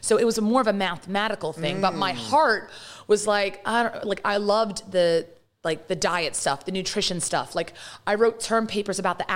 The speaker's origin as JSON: {"language": "English", "region": "London", "country": "United Kingdom", "tie": "born or raised there", "accent": "British", "moved": "yes", "lives_now": "United States", "said": "I'm born and raised in London, and my parents brought us here"}